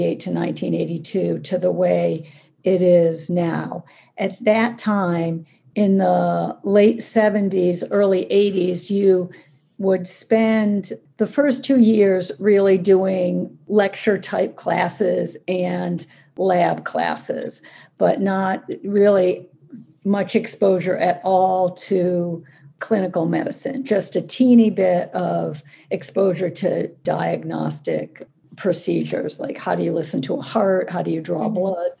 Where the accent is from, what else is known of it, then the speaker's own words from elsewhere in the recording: Ithaca, New York, United States; I grew up in Ithaca where I live now